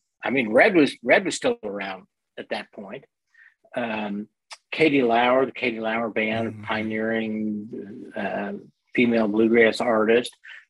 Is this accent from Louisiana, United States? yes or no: no; Rochester, New York, United States; I grew up in Rochester. I went to high school in Rochester, New York. So there's a country music audience there. There's a country music radio station.